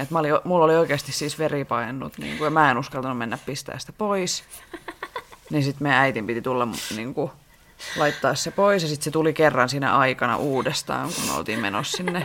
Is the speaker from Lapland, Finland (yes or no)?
no; Rauma, Satakunta, Finland; mä oon Raumalta kotoisin ja me siis meen, mä asuin mun lapsuuteni talossa